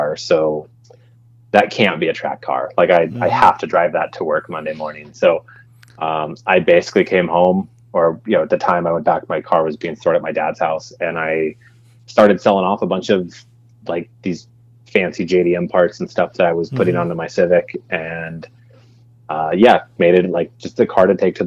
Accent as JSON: {"language": "English", "town": "Lancaster", "region": "California", "country": "United States", "tie": "born or raised there", "said": "I grew up in Lancaster, California, which, if you don't know, is about 20 minutes away from Willow Springs"}